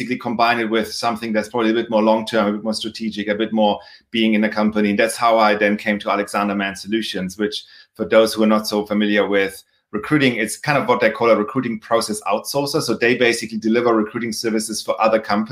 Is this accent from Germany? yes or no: yes; Germany; moved away; as anybody can probably tell by my accent, also by my last name, I'm from Germany originally. So I started my career there